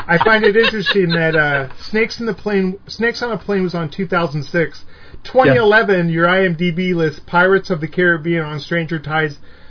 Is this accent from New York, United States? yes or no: no; San Jose, California, United States; I grew up in, like Almaden Fashion Plaza in San Jose.